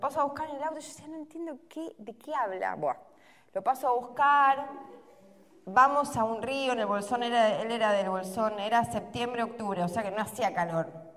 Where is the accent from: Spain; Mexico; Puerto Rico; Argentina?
Argentina; Somos igual los argentinos en general